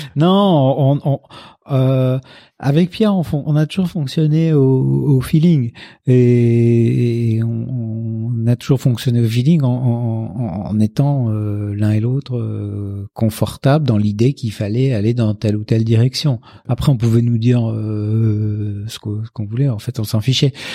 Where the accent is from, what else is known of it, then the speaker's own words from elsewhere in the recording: Casablanca, Casablanca-Settat, Morocco; now in Paris, France; je suis né à Casablanca